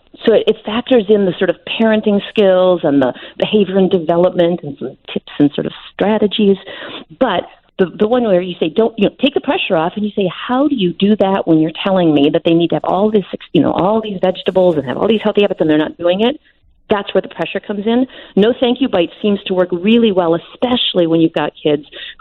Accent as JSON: {"language": "English", "region": "Wisconsin", "country": "United States", "tie": "born or raised there", "said": "I grew up in Wisconsin"}